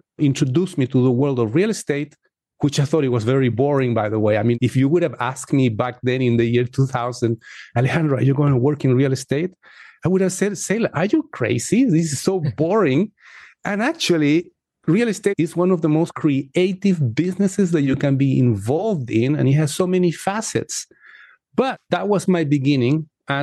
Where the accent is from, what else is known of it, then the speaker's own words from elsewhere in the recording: Chile; now in United States; I come from Chile